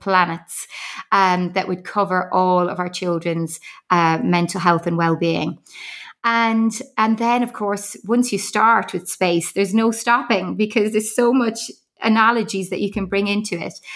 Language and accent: English; Ireland; accent: Irish; moved away; I don't know whether you can pick up from my accent. I am Irish.